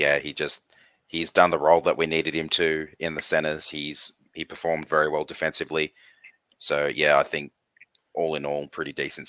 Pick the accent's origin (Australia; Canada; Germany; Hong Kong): Australia; Campbelltown, New South Wales; Obviously, I was born in Campbelltown, so I was born in West's territory.